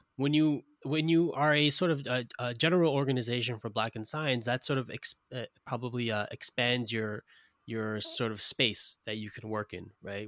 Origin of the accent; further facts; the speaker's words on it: New York City, New York, United States; I'm from Brooklyn, New York